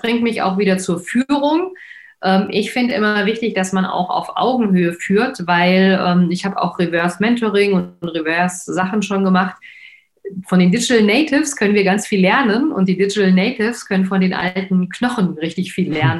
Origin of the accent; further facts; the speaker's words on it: Frankfurt, Hesse, Germany; ich komme ja aus Frankfurt, ähm, Nied